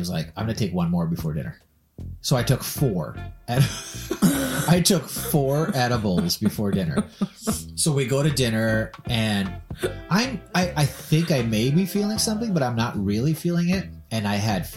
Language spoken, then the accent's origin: English; Minnesota, United States; I'm from Minnesota